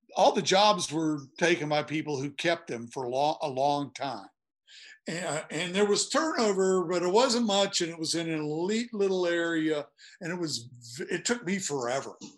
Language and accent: English; Blacksburg, Virginia, United States; I'm from Blacksburg